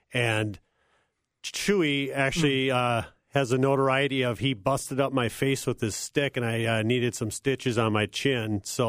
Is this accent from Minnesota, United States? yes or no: yes; Cokato, Minnesota, United States; I grew up in Cokato, Minnesota, served on active duty after attending the Air Force Academy.